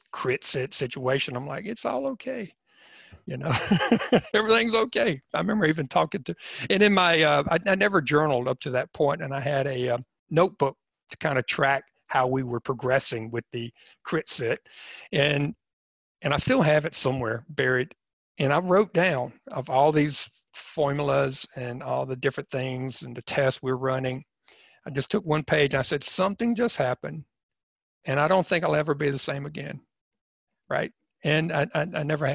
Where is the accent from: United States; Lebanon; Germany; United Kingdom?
United States; East Coast; I grew up on the East Coast